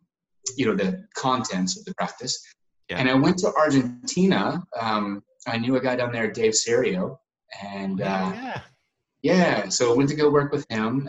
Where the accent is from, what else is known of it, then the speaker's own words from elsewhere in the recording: Asheville, North Carolina, United States; moved away as an adult; also born or lived in Dallas, Texas; my hometown in Asheville, North Carolina